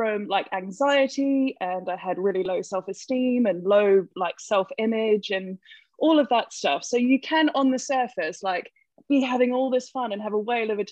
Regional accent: New Zealand; accent: Kiwi; moved away as an adult; now in London, United Kingdom; I'm a Kiwi. That's the accent

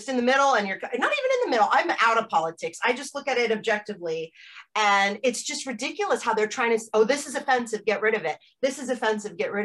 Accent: United States; moved away as an adult; also born or lived in Amsterdam, Netherlands / Norwich; as an American growing up in the 80s

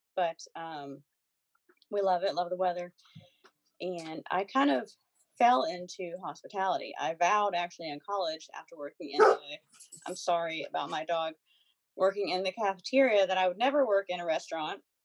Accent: Pennsylvania, United States; moved away as an adult; now in Charlotte, United States; I'm from Pennsylvania.

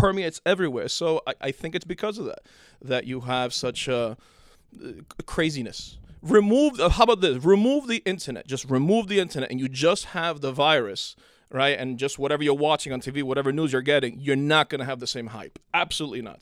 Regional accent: Cuba; moved away; I was born in Cuba and then I came here in nineteen eighty.

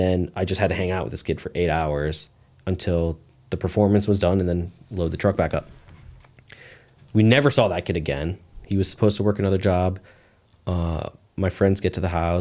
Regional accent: Poconos, Pennsylvania, United States; born or raised there

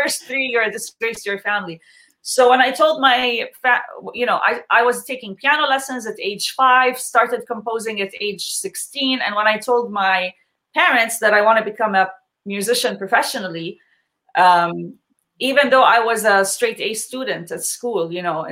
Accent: Jordan; now in Canada; I'm born and raised in Jordan

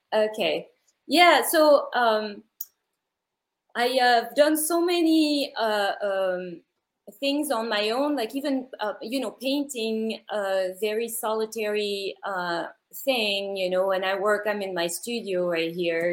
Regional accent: Paris, Île-de-France, France; moved away; I'm from Paris, France

